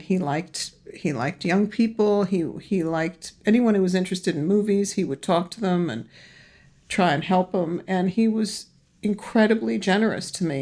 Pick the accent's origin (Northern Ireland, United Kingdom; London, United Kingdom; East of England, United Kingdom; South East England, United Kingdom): London, United Kingdom; also born or lived in Los Angeles; I was born here in, in Los Angeles, but raised in London